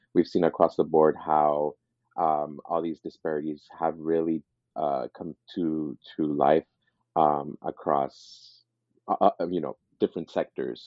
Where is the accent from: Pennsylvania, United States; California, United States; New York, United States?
California, United States; East Los Angeles; also born or lived in Montebello; I grew up in East Los Angeles